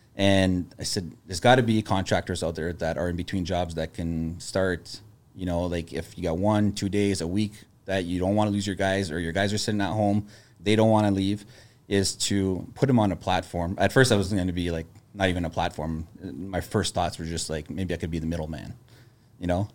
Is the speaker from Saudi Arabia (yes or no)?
no; Sudbury, Ontario, Canada; moved away as an adult; also born or lived in Toronto; I moved from Sudbury when I was eighteen